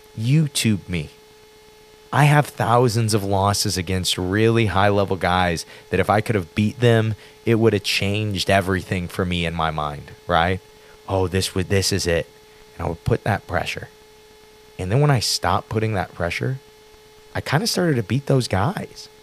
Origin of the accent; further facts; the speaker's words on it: Granite City, Illinois, United States; We're from Granite City